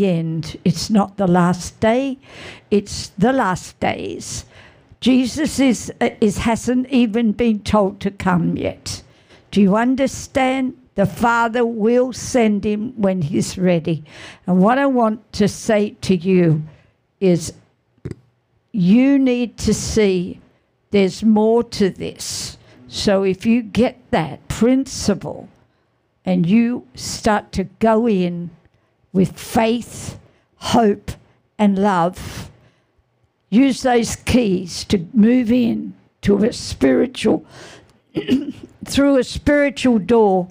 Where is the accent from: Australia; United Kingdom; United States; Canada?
Australia; we're from Aussie